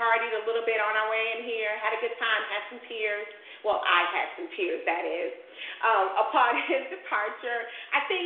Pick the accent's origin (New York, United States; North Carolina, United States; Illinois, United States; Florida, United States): Illinois, United States; Chicago; moved away; I'm from Chicago